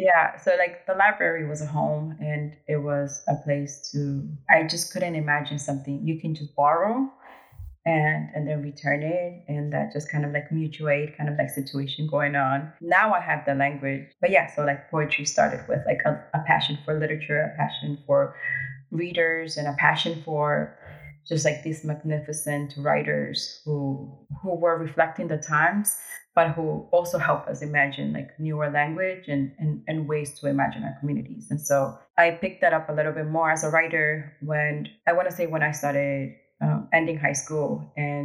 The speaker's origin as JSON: {"language": "English", "town": "New York City", "region": "New York", "country": "United States", "also_born_or_lived": "Ecuador", "said": "I'm also from New York City"}